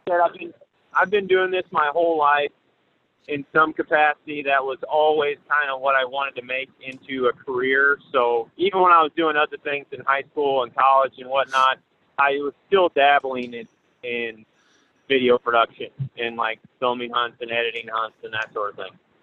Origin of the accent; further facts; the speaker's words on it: Paris, Missouri, United States; I'm from Paris, Missouri. It's a little town, about a thousand people in it, in northeast Missouri. And I basically just grew up around hunting nonstop